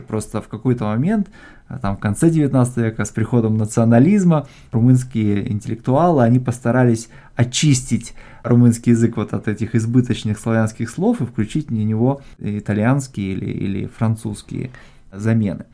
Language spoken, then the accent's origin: Russian; Moldova; я родился в Молдавии, в Молдове